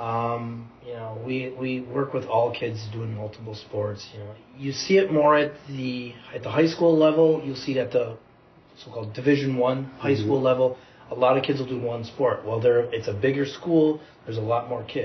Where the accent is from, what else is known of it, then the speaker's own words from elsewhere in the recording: Merrill, Wisconsin, United States; now in Appleton, United States; I'm originally from Merrill, which would be just north of Wausau, between Wausau and Tomahawk